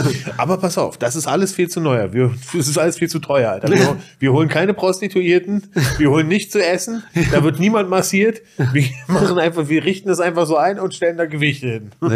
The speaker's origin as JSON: {"language": "German", "region": "Berlin", "country": "Germany", "tie": "born or raised there", "said": "Reinickendorf ist ja meine, meine Heimat"}